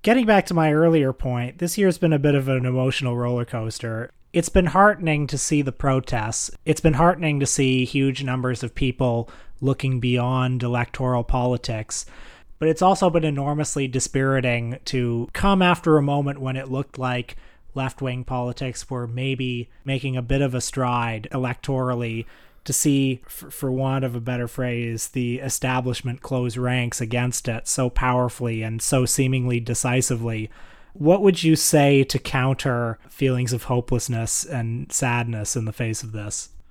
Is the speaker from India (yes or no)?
no; Canada; I'm a Canadian